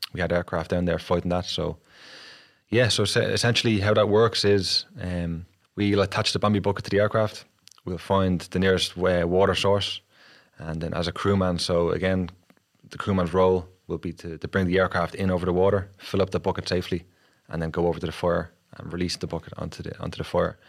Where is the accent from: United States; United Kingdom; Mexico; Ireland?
Ireland; Dublin, Leinster; I grew up in Kilmainham in Dublin eight